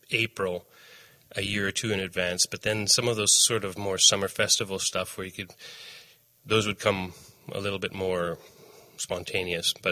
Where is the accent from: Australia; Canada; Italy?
Canada; Saskatchewan; moved away as an adult; also born or lived in Winnipeg; I grew up in Saskatchewan. Um, uh, and lived in Saskatchewan until I finished high school and then moved to Winnipeg.